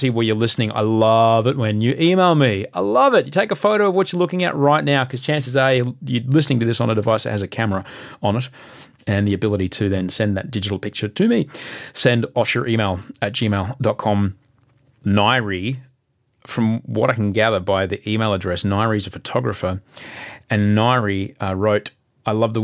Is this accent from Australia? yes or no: yes; Australia; as an Australian, as a voter, as a parent